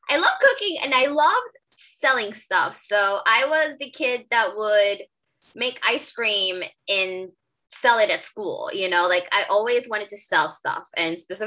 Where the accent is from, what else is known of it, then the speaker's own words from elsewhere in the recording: Guatemala; moved away as an adult; now in Philadelphia, United States; I'm originally from Guatemala